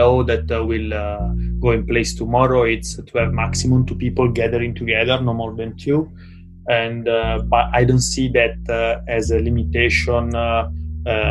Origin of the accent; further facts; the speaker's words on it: Italy; moved away as an adult; now in Hong Kong; home is Italy